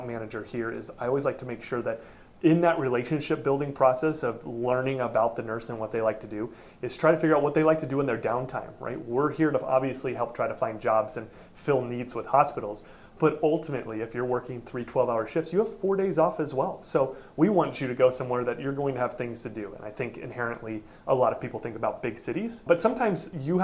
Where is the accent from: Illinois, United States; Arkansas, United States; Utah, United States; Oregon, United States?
Oregon, United States; I am from Oregon. I am from there.